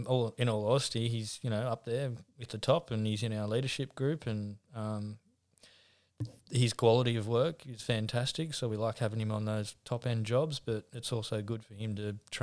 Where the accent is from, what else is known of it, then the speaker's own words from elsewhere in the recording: Newcastle, New South Wales, Australia; Yeah, played rugby league for a long time.